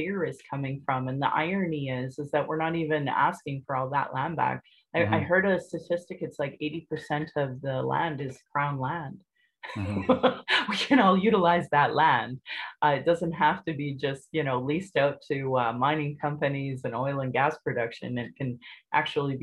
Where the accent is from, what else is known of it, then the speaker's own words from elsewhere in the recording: Sylvan Lake, Alberta, Canada; also born or lived in Calgary; I grew up in Sylvan Lake, and I graduated high school there in 1994